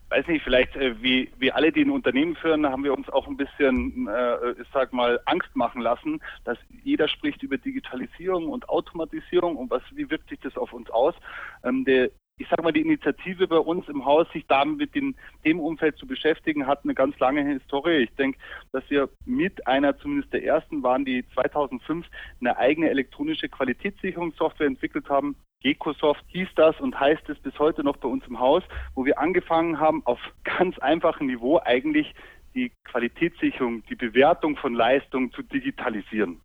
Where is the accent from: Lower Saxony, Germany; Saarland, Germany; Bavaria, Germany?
Bavaria, Germany; Munich; moved away as an adult; also born or lived in Bamberg / Düsseldorf; now in Allgäu, Germany; ich würde auch selbst als gebürtiger Münchner ungern umziehen